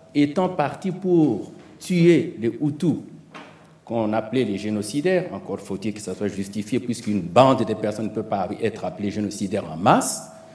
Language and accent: French; DR Congo; now in Montreal, Canada; La situation que nous connaissons au Congo, qui est mon pays d'origine